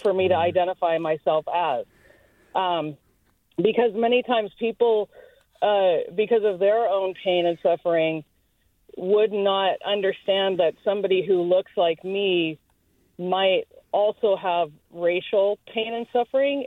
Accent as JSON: {"language": "English", "town": "Eugene", "region": "Oregon", "country": "United States", "tie": "born or raised there", "also_born_or_lived": "Chicago", "moved": "yes", "lives_now": "Bay Area, United States", "said": "grew up mostly in Eugene, Oregon"}